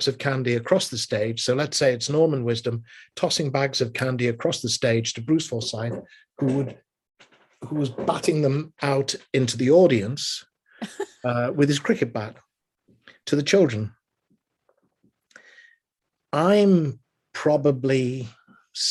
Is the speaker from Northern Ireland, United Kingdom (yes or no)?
no; Liverpool, North West England, United Kingdom; moved away; We'd go as a family to the Empire Theatre in Liverpool, which was where I was born and raised in England